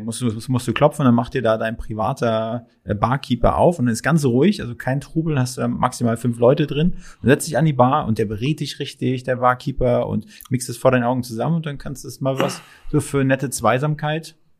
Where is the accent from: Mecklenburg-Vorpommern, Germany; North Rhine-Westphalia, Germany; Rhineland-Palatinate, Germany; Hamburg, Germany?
Mecklenburg-Vorpommern, Germany; now in Berlin, Germany; Ich komme ursprünglich nicht aus Berlin, sondern aus MacPom